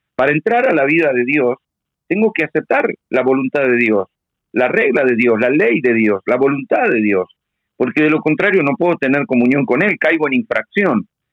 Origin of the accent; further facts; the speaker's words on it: Argentina; yo soy un ciudadano argentino